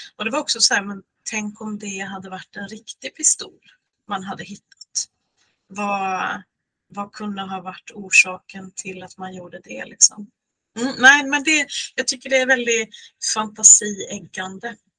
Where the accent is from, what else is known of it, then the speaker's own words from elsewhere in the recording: Lysekil, Västra Götaland, Sweden; moved away as an adult; also born or lived in Uddevalla / Gothenburg; now in Norway; mitt Bohuslän eftersom jag uppvuxen i Lysekil